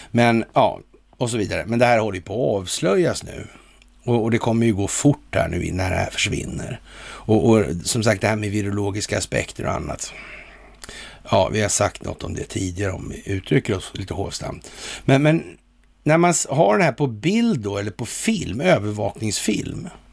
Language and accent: Swedish; Sweden